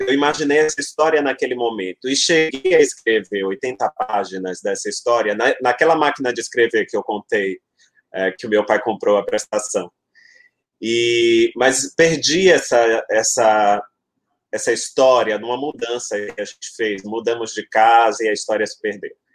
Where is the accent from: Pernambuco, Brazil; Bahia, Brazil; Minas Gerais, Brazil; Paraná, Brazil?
Bahia, Brazil; Salvador; eu nasci em Salvador, uhum. nasci em Salvador da Bahia.